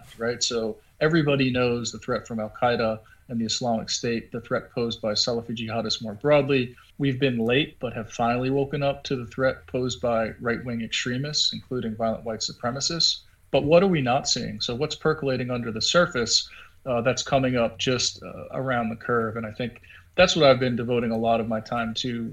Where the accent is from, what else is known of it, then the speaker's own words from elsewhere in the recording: Long Island, New York, United States; I grew up outside of Queens, New York, in Long Island, and I'm from an Irish-American background.